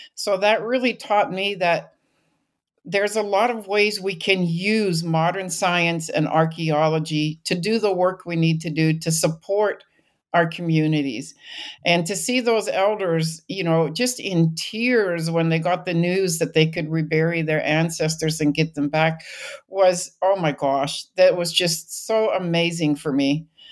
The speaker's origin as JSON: {"language": "English", "region": "British Columbia", "country": "Canada", "tie": "born or raised there", "moved": "as an adult", "said": "I grew up in British Columbia."}